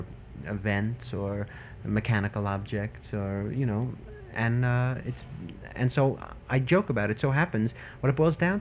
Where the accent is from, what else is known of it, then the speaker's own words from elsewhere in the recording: New York City, New York, United States; I am from Brooklyn.